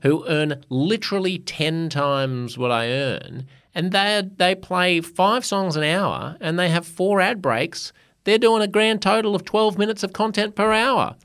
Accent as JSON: {"language": "English", "country": "Australia", "also_born_or_lived": "United States", "moved": "as an adult", "said": "being an Australian"}